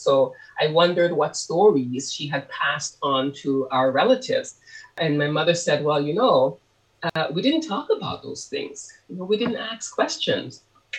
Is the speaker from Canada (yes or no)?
yes; Canada; also born or lived in Harris's, Montserrat; And I also included my experiences growing up in Canada once I immigrated there.